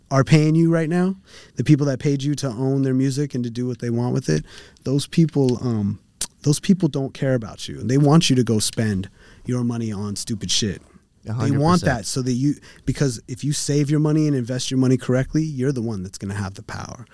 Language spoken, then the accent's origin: English; West Coast, United States; I'm from the West Coast.